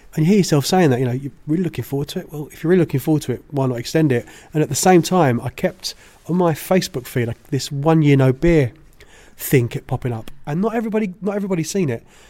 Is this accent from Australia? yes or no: no; United Kingdom; I'm British